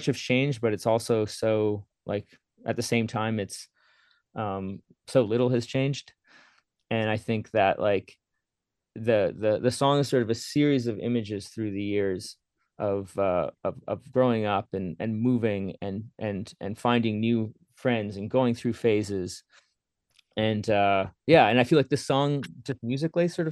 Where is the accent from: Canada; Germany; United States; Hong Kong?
Canada; Steinbach, Manitoba; growing up around Steinbeck, Mitchell, Kleefeld area.